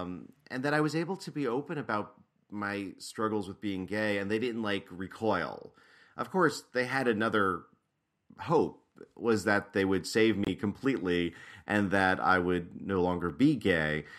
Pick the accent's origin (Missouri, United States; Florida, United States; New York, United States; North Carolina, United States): New York, United States; I grew up in New York State, right outside of New York City, in an Italian-American working class Catholic family